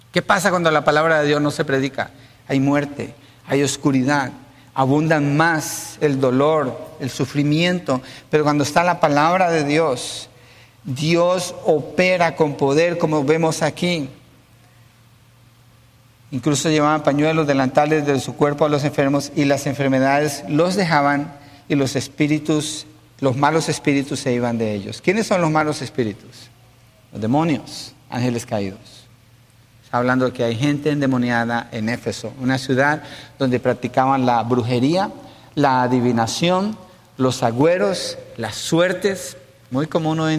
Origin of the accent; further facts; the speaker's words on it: Mexico; Soy mexicano, entonces le voy a predicar a los mexicanos.